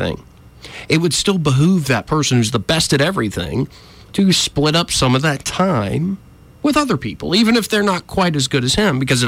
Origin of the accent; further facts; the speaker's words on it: Alabama, United States; I grew up in Alabama, so I was taught gun safety